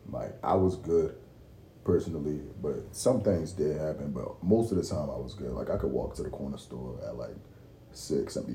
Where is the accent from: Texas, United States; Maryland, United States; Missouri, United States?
Maryland, United States; Baltimore; Oh, brother, I'm from Baltimore.